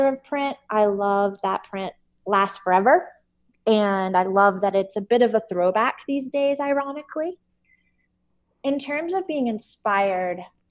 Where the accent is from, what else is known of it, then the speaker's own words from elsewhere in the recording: the South, United States; Growing up in the South